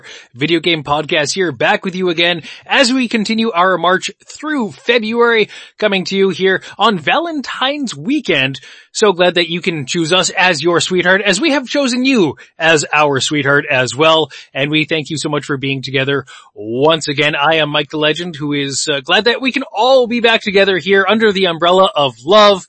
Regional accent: Winnipeg, Manitoba, Canada; we are from Winnipeg, we have spent our whole lives here

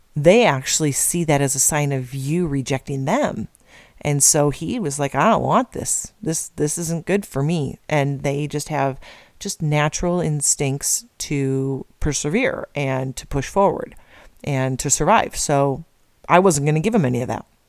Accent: Midwest, United States; moved away; I'm from the Midwest originally, but family from Iowa and Nebraska

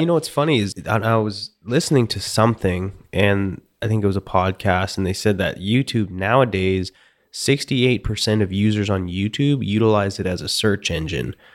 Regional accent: Canada; I'm from Canada and mostly Eastern European

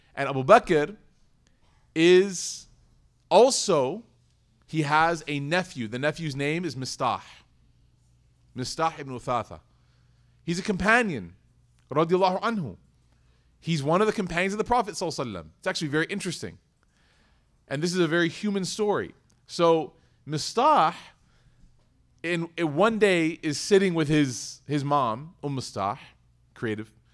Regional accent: Chicago, Illinois, United States; now in Dallas, United States; I was born and raised in Chicago.

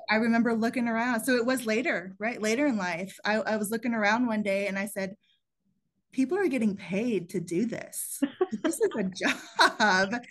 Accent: Plano, Texas, United States; also born or lived in San Antonio, Texas; I grew up in the Southwest side of San Antonio, which wasn't the best side of town to grow up on. And the people around me were mostly in manual labor professions. And so college wasn't really something that was known or available to me at a young age. And it wasn't till I moved to Plano, Texas, uh, when I was nine years old

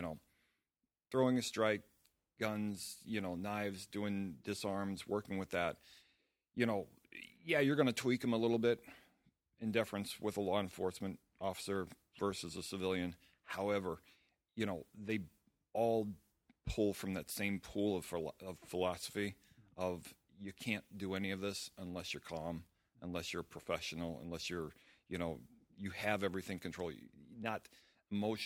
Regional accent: St. Louis, Missouri, United States; I'm from St. Louis, Missouri, and I have the school, Sistema St. Louis

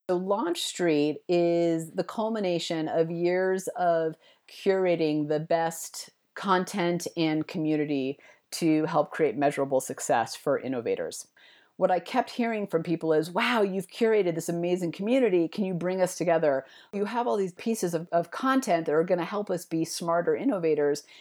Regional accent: East Bay, California, United States; now in Denver, United States; I grew up in the East Bay

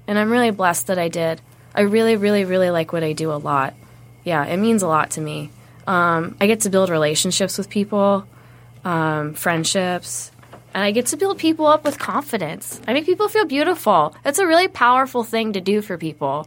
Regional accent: Wayne, Michigan, United States; moved away as an adult; now in Arizona, United States; I was born in Wayne at Annapolis Hospital

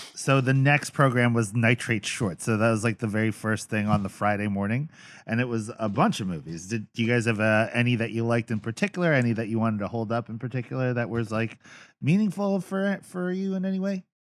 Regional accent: Philippines; As a Filipino man

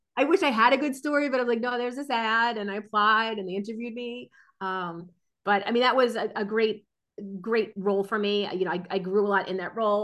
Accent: New Jersey, United States; I grew up in New Jersey, born and raised in New Jersey

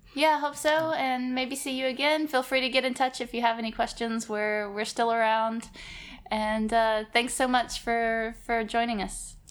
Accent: Alabama, United States; Growing up in Alabama, it wasn't a very multicultural place

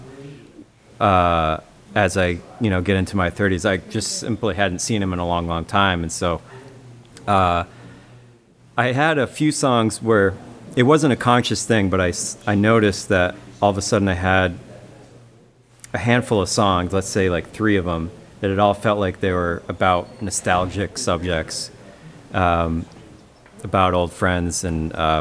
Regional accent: Keene, New Hampshire, United States; now in Underhill, Vermont, United States; we're playing down in Keene, New Hampshire on August 10th, and that's my hometown

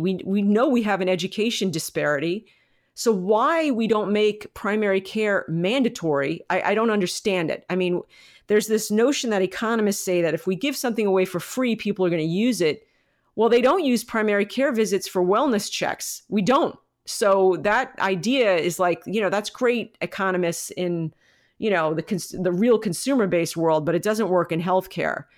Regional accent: United States; as a American community

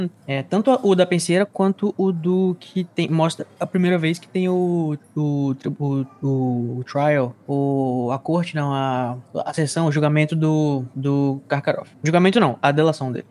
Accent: Brazil; Sou brasileiro

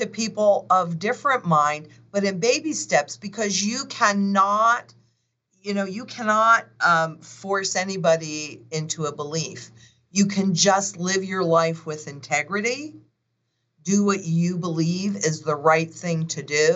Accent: Kingston, New York, United States; moved away; that's my hometown, is Kingston

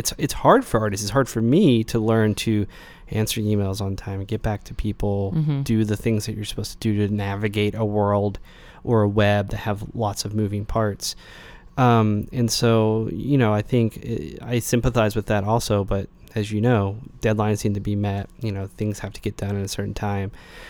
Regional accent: Knoxville, Tennessee, United States; Yeah, so, I grew up in Knoxville.

